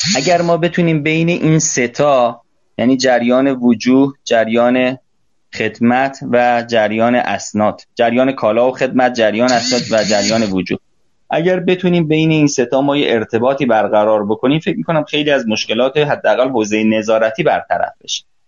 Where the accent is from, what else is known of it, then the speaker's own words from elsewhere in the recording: Iran; من به عنوان یک ایرانی